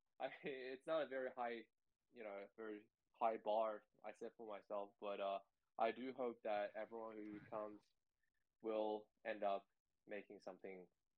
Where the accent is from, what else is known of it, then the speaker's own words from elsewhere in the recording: Sydney, New South Wales, Australia; I grew up in Sydney.